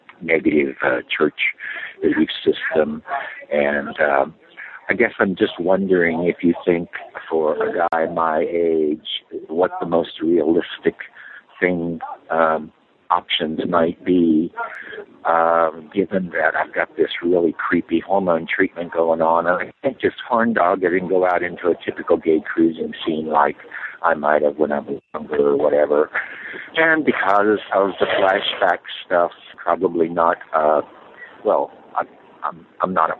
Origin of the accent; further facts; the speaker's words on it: the Bible Belt, United States; I grew up in the Bible Belt with a very negative Christian family